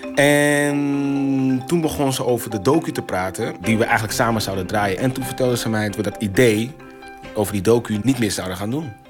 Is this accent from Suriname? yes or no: yes; Suriname; wij als Surinamers